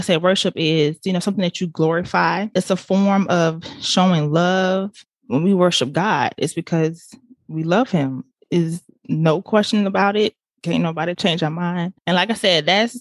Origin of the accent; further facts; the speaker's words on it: Riviera Beach, Florida, United States; now in Orlando, United States; born and raised in Riviera Beach, Florida. Right now, I reside in Orlando.